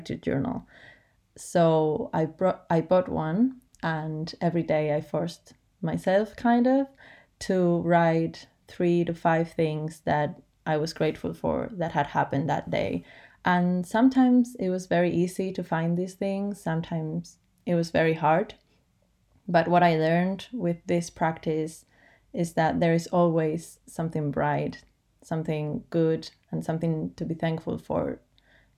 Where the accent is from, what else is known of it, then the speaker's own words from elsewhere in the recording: Madrid, Community of Madrid, Spain; from Madrid, Spain